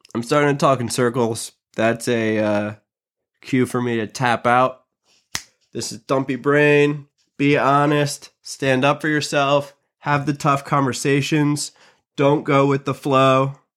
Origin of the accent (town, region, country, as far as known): United States